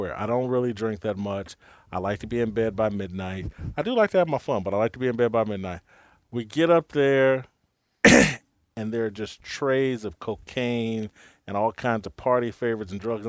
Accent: Indianapolis, Indiana, United States; also born or lived in Kansas City; now in Los Angeles, United States; I'm from Indianapolis.

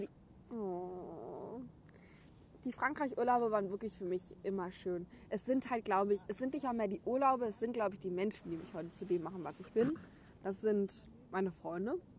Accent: Gütersloh, North Rhine-Westphalia, Germany; ich komme aus Gütersloh

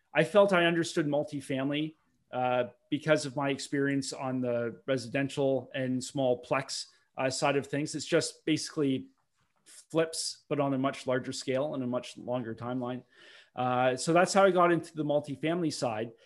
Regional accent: Milton, Ontario, Canada; I grew up in Milton, Ontario, which is just forty minutes west of, uh, Toronto

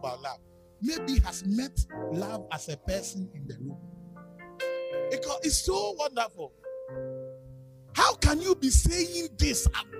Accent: Nigeria; You say, green is my favorite. I'm from Nigeria.

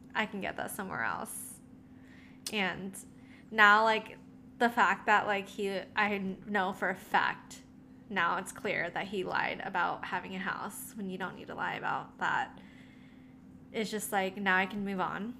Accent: National City, California, United States; also born or lived in Philippines; I grew up in the Philippines and then I came to the States. Um, my grandma had to walk me to school. And I lived in Nasty City, aka National City, in San Diego

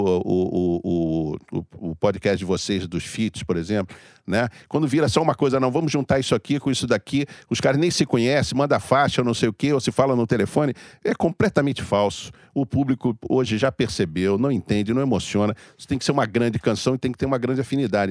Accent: Brazil; como brasileiro

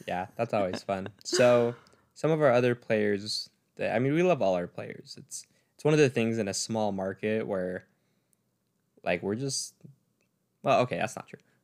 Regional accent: Utah, United States; we're from Utah. We love our home team.

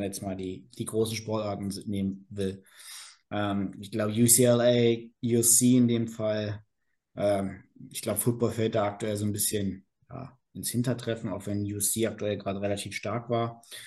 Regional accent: Berlin, Germany; moved away as an adult; now in Karlsruhe, Germany; komme gebürtig aus Berlin, äh, wohne jetzt in Karlsruhe

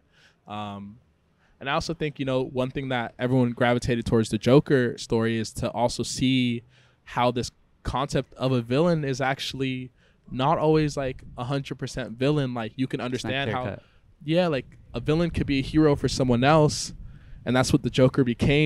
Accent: San Diego, California, United States; moved away as an adult; also born or lived in Congo / Boston; now in Mexico; I grew up in San Diego, I studied in Boston

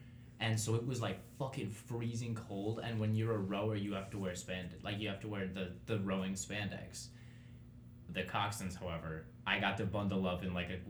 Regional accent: Michigan, United States; We come from Michigan.

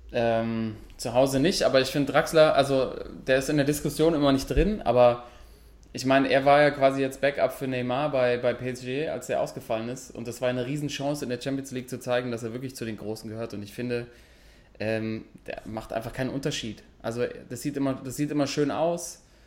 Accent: Germany; wir sind Deutsche

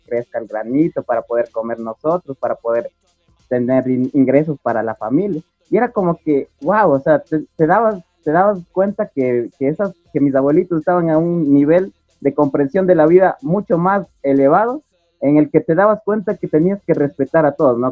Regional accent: Cebadas, Chimborazo, Ecuador; me crié en Cebadas, una parroquia del cantón Guamote, en la provincia de Chimborazo

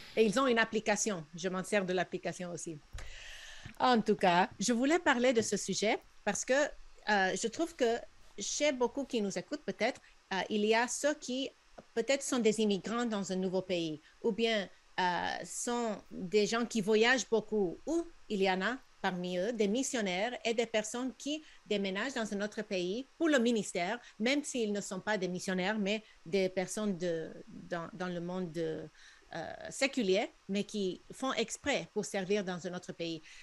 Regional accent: southern California, United States; born or raised there; accent: Spanish-speaking; first language Spanish; French is a second language; moved away

